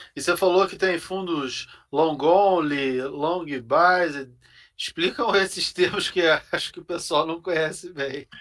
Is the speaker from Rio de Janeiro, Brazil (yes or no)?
yes; Rio de Janeiro, Brazil; now in São Paulo, Brazil; um conterrâneo carioca que nem eu